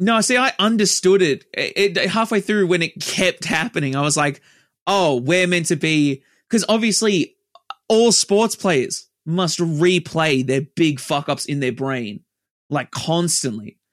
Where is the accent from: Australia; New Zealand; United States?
Australia; we're Australian